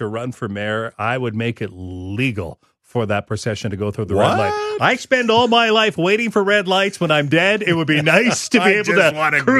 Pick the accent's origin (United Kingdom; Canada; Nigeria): Canada; Regina, Saskatchewan; as I grew up in Regina